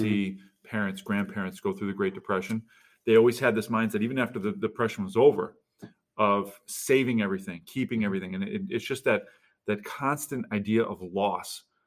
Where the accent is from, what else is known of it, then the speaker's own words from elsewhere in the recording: Utica, New York, United States; I'm from the Utica area